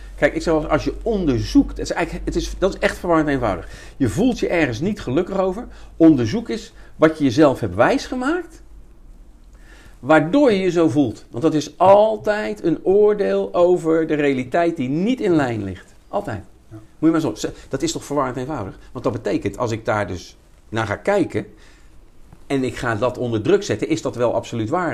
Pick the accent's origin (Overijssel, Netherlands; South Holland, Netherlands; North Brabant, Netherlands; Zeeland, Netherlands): South Holland, Netherlands; Rotterdam; ik kom uit Rotterdam-Zuid, er zijn toch een beetje boefjes